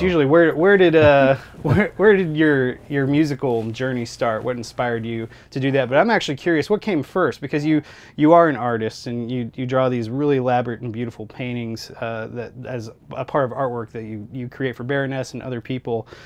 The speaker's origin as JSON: {"language": "English", "town": "Columbia", "region": "Missouri", "country": "United States", "said": "We're from Columbia"}